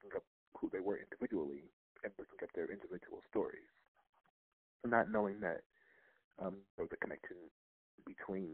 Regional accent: Lorain, Ohio, United States; From Lorain, Ohio, born Lorain, Ohio, raised in Lorain, Ohio.

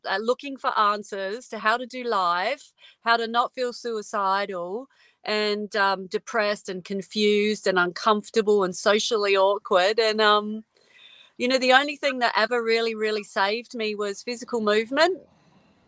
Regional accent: Adelaide, South Australia, Australia; moved away; I'm an Adelaide girl, South Australia. I'm not there anymore, but I grew up there.

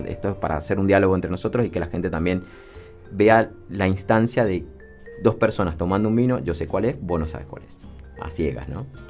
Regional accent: Mendoza, Argentina; todos somos parte del vino, somos mendocinos

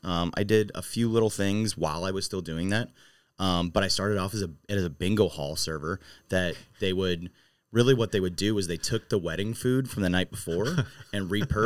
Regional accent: Maryland Heights, Missouri, United States; moved away as an adult; also born or lived in St. Louis; now in St. Charles, United States; So I grew up in Maryland Heights

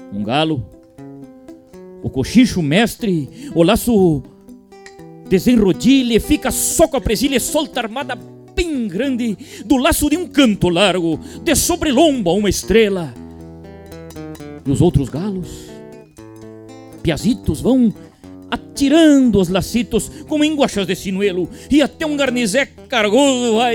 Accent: Rosário do Sul, Rio Grande do Sul, Brazil; moved away; eu sou natural lá de Rosário do Sul, fronteira oeste do nosso estado, uma cidade que eu tenho muito orgulho.

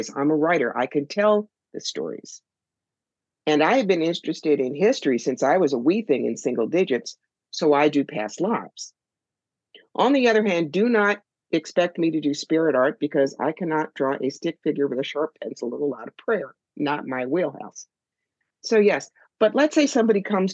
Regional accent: United States; As an American

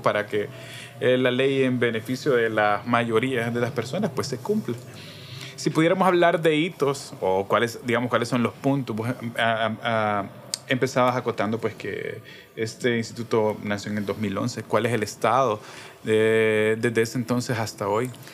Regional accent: El Salvador; como cualquier salvadoreño, salvadoreña, habitante

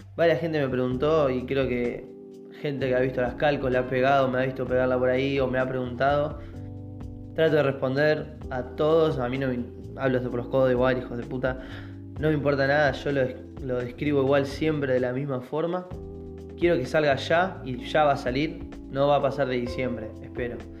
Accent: Mar del Plata, Buenos Aires Province, Argentina; nosotros que somos Mar del Data, Mar del Plata

